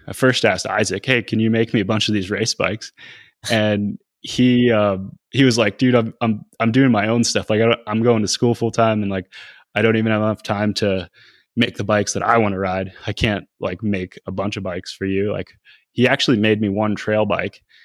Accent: Northeast, United States; growing up in the Northeast

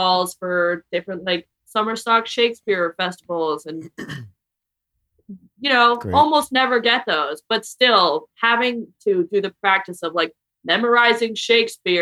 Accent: New York, United States; moved away; also born or lived in Vermont / Philadelphia; I'm from New York

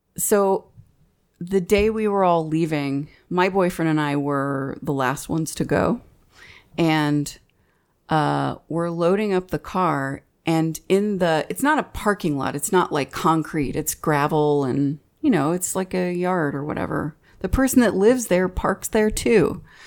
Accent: Fort Worth, Texas, United States; We're from Fort Worth

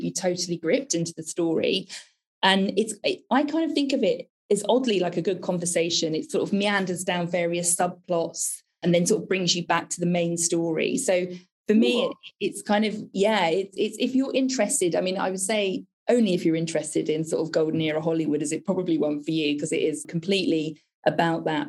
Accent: United Kingdom; how British I was

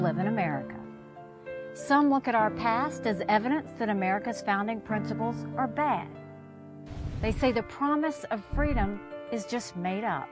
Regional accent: South Carolina, United States; I was born and raised in South Carolina

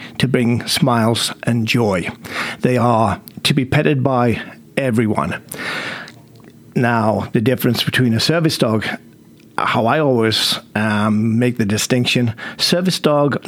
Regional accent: England, United Kingdom; moved away; you can probably tell I'm English.

